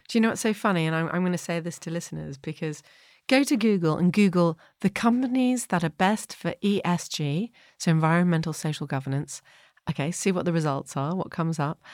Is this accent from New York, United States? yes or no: yes; New York, United States; moved away; also born or lived in Canada; I grew up in New York